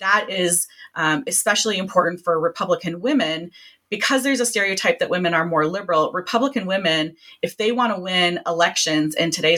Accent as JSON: {"language": "English", "region": "North Carolina", "country": "United States", "said": "I'm from North Carolina, and here a couple of years ago, we had the infamous HB2 bill"}